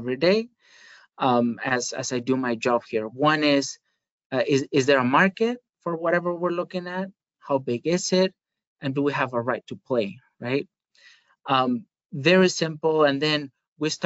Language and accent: English; Spain; moved away; I am originally from Spain. I am not from the Basque Country